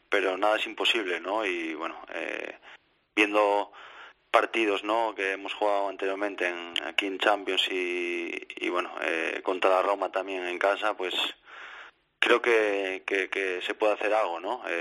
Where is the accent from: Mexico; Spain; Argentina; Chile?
Spain; por mí siendo español, ¿no? Eh, espero que lo hagan